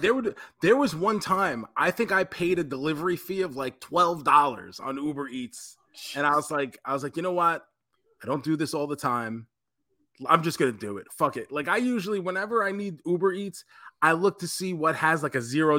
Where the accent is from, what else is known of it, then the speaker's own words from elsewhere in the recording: New York, United States; now in Tampa, United States; I mean, well, listen, I claim it now. Like, I don't say I'm from New York anymore. When people say, where are you from? I say Tampa, Florida.